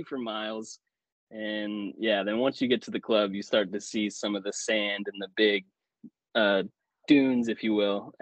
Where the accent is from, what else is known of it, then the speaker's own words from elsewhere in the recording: the Ozarks, United States; I'm from the Ozarks